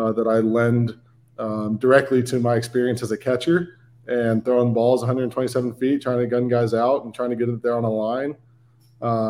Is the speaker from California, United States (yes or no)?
yes; Brentwood, California, United States; I grew up in Northern California, in a town called Brentwood. It's about an hour outside of San Francisco, Oakland area